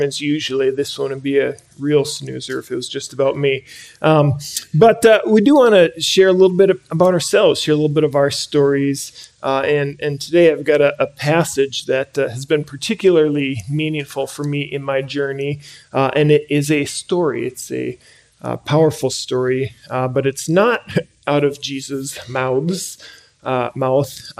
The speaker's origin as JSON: {"language": "English", "town": "Andover", "region": "Minnesota", "country": "United States", "tie": "born or raised there", "said": "I grew up in the Twin Cities, grew up locally up in Andover"}